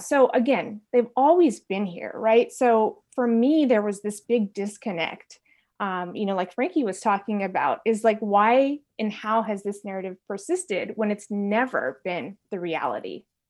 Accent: San Francisco Bay Area, Northern California, United States; I'm from, uh, Northern California, from the San Francisco Bay Area

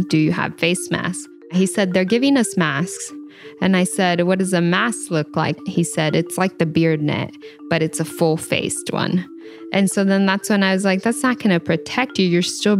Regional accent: Washington, United States; born there; also born or lived in Idaho; I was born in Washington State, and my parents picked fruits and other crops like potatoes. We would move between Washington State and Idaho back and forth.

